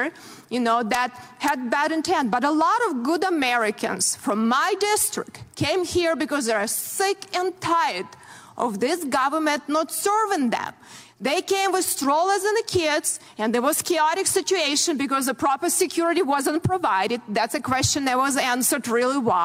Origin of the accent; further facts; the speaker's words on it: Ukraine; moved away as an adult; now in United States; I grew up in very similar country, Ukraine now